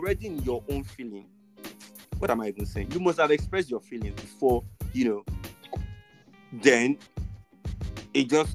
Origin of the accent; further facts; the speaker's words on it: Nigeria; how we are as a Nigerian today